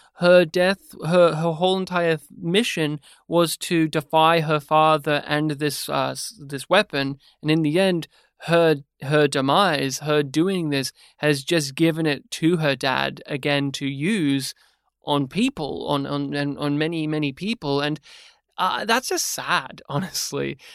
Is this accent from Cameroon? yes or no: no; Australia; as an Australian podcaster